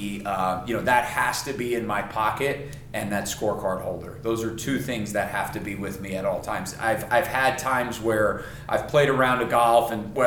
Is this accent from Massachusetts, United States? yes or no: no; Rockland, New York, United States; moved away